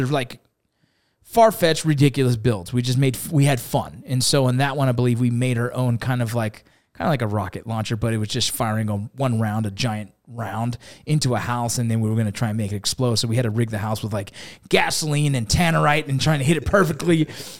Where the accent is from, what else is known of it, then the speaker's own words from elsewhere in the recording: Los Angeles, California, United States; now in Utah, United States; Yeah, originally from Los Angeles, California. Played some college baseball, joined the military, and then after the military, didn't want to raise my kids in LA. I grew up in the gang areas, right